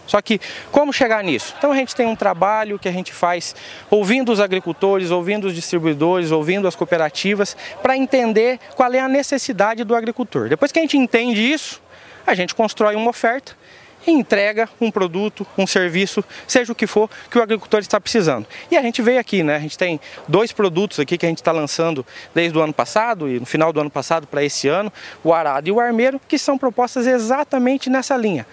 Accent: Londrina, Paraná, Brazil; sou de Londrina

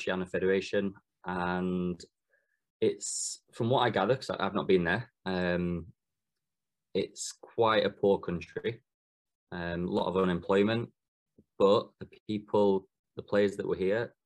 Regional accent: England, United Kingdom; being English and being a futsal coach

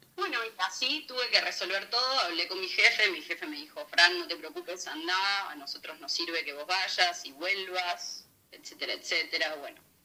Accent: Buenos Aires, Argentina; moved away as an adult; also born or lived in Villa Constitución, Santa Fe / Italy; now in Madrid, Spain; nací en Buenos Aires en el 96

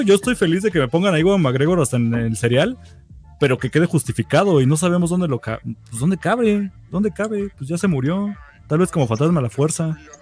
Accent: Mexico; somos mexicanos

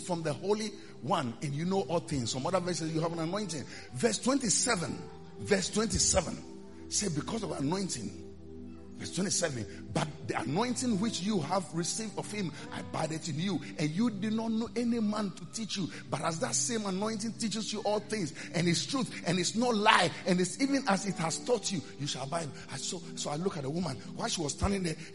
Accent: Dodowa, Greater Accra, Ghana; moved away as an adult; now in Europe; I come from Dodowa. My mother, father come from Nora. My mother come from Osu.

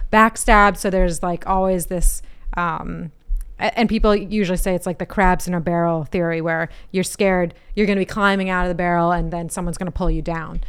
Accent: Boston, Massachusetts, United States; East Coast, I'm from the Boston area. I'm American

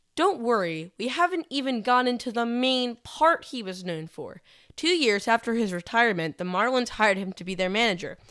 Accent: Philadelphia, Pennsylvania, United States; I'm from Philadelphia

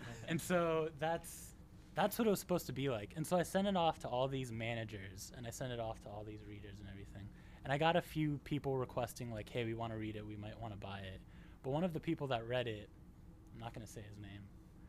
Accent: Vicenza, Veneto, Italy; So I grew up in Italy, and I spent middle school and high school life there, and a little bit of college. Northern Italy, it's a city called Vicenza

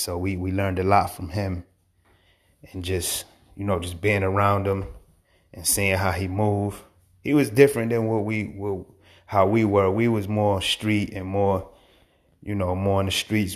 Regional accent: Hartford, Connecticut, United States; also born or lived in Manchester, Connecticut; I was born in Hartford, Connecticut, um, Bellevue Square Projects

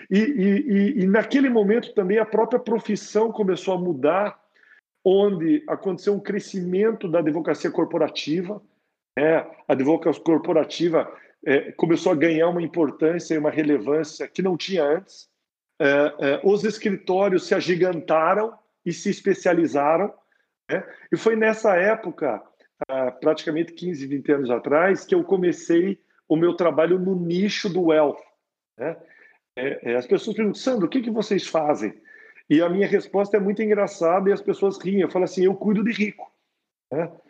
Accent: Curitiba, Paraná, Brazil; moved away as an adult; now in São Paulo, Brazil; foi exatamente essa época que eu saí de Curitiba para São Paulo. Né? É, Curitiba já não já não me desafiava mais.

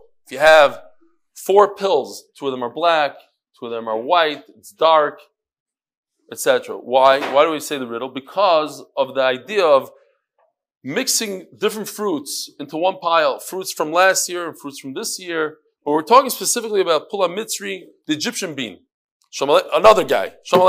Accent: Kyiv, Ukraine; born there; Just to give some background, I was born in Kiev, Ukraine

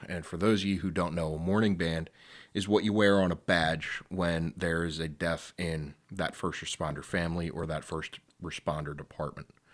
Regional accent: Delaware County, Pennsylvania, United States; I am one man from Delco.

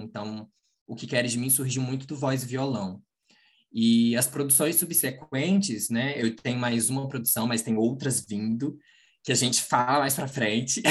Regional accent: Manhuaçu, Minas Gerais, Brazil; moved away as an adult; now in Juiz de Fora, Brazil; na minha cidade é, onde nasci

